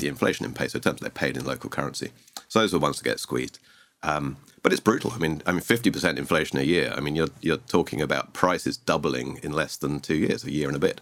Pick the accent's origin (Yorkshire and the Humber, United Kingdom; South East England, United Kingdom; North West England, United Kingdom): South East England, United Kingdom; Sussex; moved away as an adult; now in Argentina; I hail from the U K originally. I'm English, from s, Southeast England, a place called Sussex.